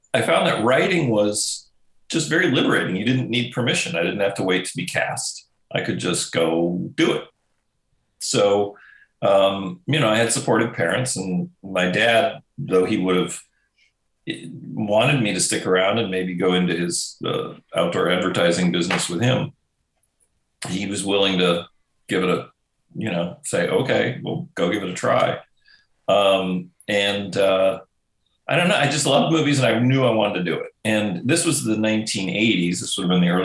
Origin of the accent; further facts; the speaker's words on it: Wisconsin, United States; moved away as an adult; also born or lived in Minnesota / Los Angeles; I grew up in Wisconsin